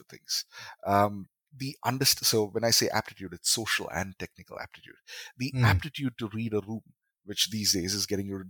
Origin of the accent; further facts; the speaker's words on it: Kerala, India; now in Chennai, India; Moving to Chennai even pushed it further because now I am from Kerala. I am in Chennai, and this particular college I was studying at, there were very few Malayalis